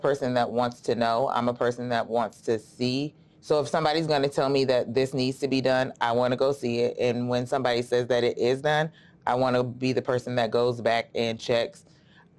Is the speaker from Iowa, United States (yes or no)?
yes; Davenport, Iowa, United States; I was born and raised in Davenport, Iowa